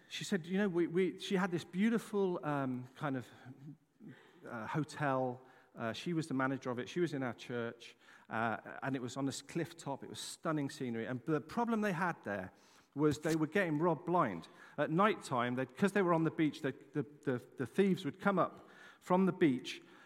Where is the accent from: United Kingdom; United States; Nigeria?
United Kingdom; England; moved away; I'm an Englishman. I'm very proud to be an Englishman.